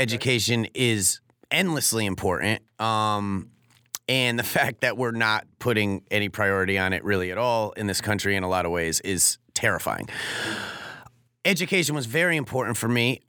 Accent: Norwalk, Connecticut, United States; moved away as an adult; also born or lived in California; my hometown of Norwalk

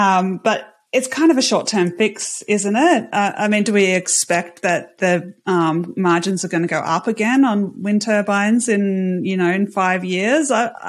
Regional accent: Australia; And I think in Australia, I'm Australian, I'm in a slightly different situation when we don't have nuclear.

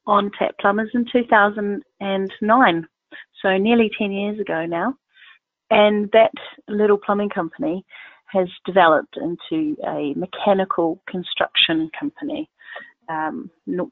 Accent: New Zealand; accent: Southern Hemisphere; moved away as an adult; now in United Kingdom; I'm originally from New Zealand, and I've been in the United Kingdom for 15 years.

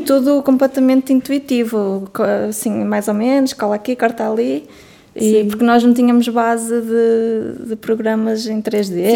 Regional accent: Norte, Portugal; accent: northern; do norte, nós somos como se pode notar a nossa pronúncia

